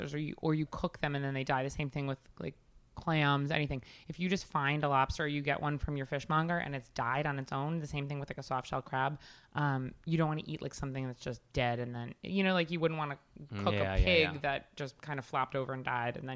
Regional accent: Huntington, New York, United States; moved away as an adult; now in New York City, United States; I grew up in Long Island

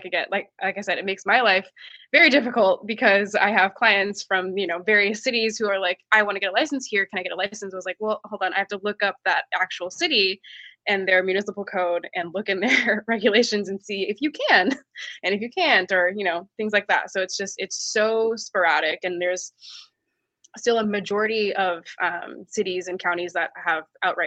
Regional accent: Seattle, Washington, United States; I grew up in Seattle

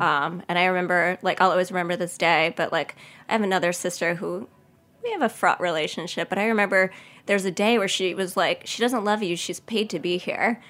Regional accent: Cedarhurst, New York, United States; I grew up in Cedarhurst, which is in the Five Towns

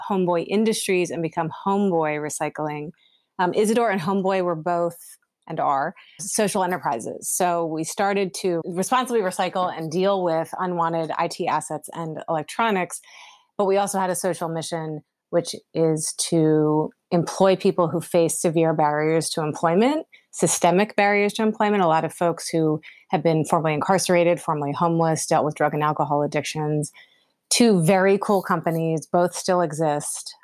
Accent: Pennsylvania, United States; moved away as an adult; also born or lived in New York / Los Angeles; I'm from Pennsylvania originally

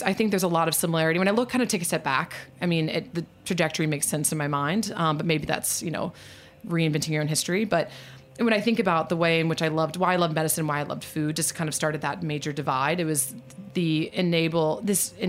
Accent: New Orleans, Louisiana, United States; also born or lived in Virginia; now in New York, United States; I am from New Orleans. Sometimes people joke that I would say I'm from New Orleans before I say my own first name. But I'm actually a fifth generation from New Orleans, and my family still lives there

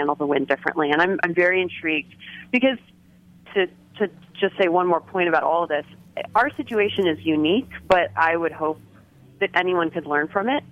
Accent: Evanston, Illinois, United States; now in New York, United States; I grew up in Evanston, Illinois, right outside of Chicago.

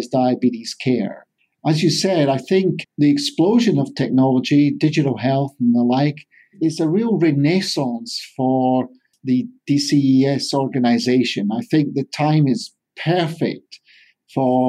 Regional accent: Scotland, United Kingdom; moved away as an adult; also born or lived in England; now in California, United States; I'm a Scotsman in the Golden State.

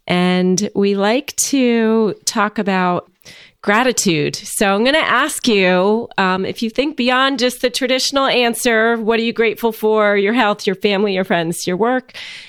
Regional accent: New Jersey, United States; I'm from New Jersey.

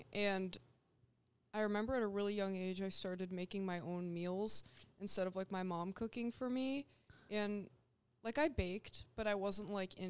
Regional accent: New Hampshire, United States; New Hampshire.

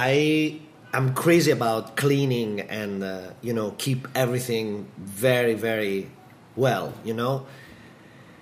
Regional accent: Modena, Emilia-Romagna, Italy; Modena and Bologna, like two others, places that we have in Italy, in my hometown

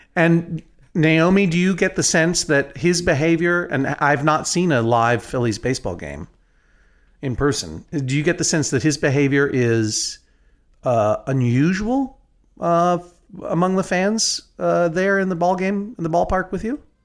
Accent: New England, United States; I am from New England

